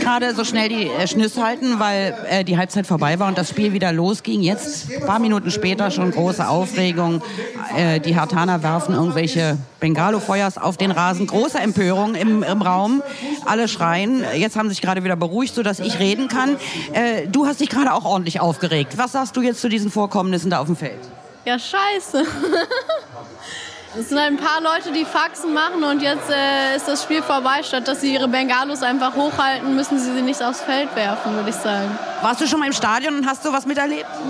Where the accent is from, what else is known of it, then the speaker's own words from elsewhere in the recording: Berlin, Germany; ich komme aus so Kreuzköln, also so zwischen Südstern und Hermannplatz